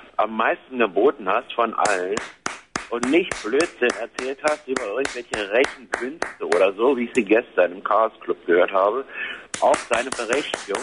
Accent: Berlin, Germany; meine Geburtsstadt Berlin

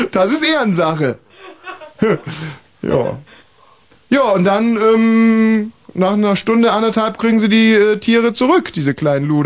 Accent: Potsdam, Brandenburg, Germany; Aus Potsdam.

